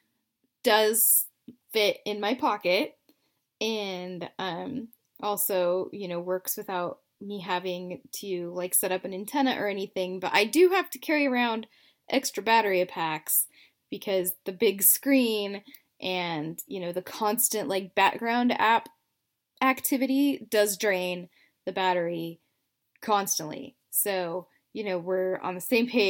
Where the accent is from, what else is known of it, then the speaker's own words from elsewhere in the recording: United States; also born or lived in Idaho; I'm American